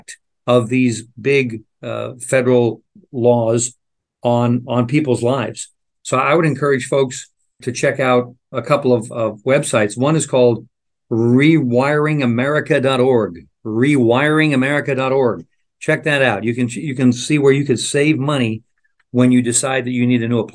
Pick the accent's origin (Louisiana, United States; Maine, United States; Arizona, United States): Arizona, United States; Phoenix; I grew up in Phoenix, went to high school there.